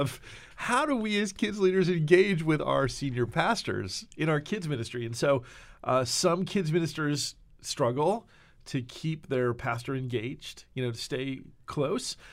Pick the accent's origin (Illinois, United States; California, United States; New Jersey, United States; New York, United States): New Jersey, United States; now in Nashville, United States; we are from Jersey